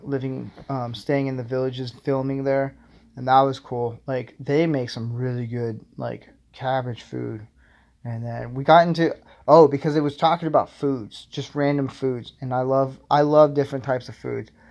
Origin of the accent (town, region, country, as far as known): Florida, United States; moved away